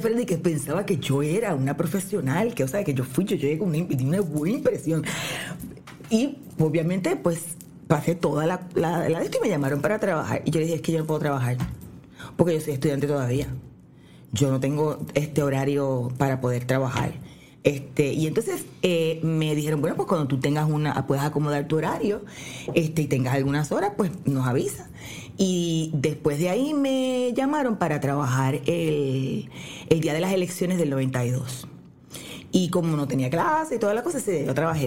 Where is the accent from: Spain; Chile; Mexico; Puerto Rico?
Puerto Rico; Mayagüez; yo soy de Mayagüez